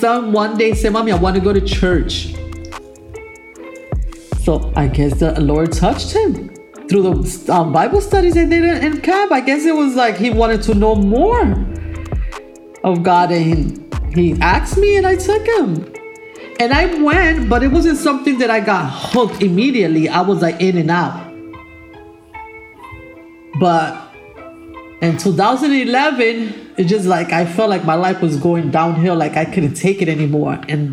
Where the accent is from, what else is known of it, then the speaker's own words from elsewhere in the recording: New York City, New York, United States; accent: South Bronx; also born or lived in Puerto Rico; I came here when I was 6 years old. So I was raised here in this area all my life